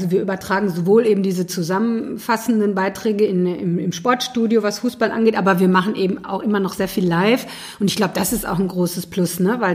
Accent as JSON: {"language": "German", "town": "Iserlohn", "region": "North Rhine-Westphalia", "country": "Germany", "said": "ich komme aus äh, äh, Nachbarstadt. Ich komme äh, aus dem Sauerland, aus Iserlohn."}